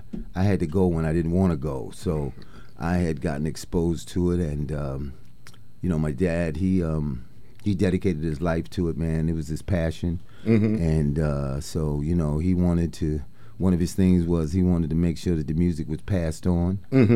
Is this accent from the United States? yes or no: yes; Washington, District of Columbia, United States; also born or lived in Manhattan, New York; now in Minneapolis, United States; I'm originally from Washington, D.C., but I was based out of Manhattan for the last 35, 40 years, and now I reside in Minneapolis, the Twin Cities.